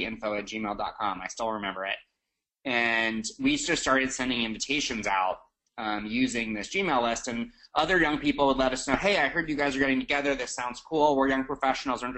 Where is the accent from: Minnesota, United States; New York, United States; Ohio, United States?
New York, United States; New York City; I'm from New York City